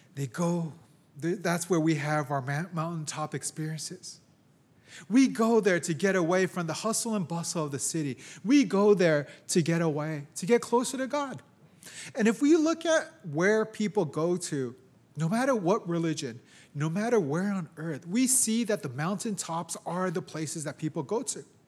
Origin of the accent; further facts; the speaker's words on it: San Francisco, California, United States; also born or lived in Japan; I was born here in San Francisco, raised here, lived most of my life here